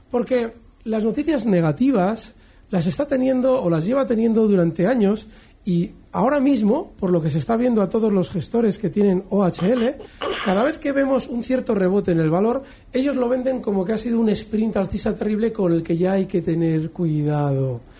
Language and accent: Spanish; Málaga, Andalusia, Spain; de Málaga.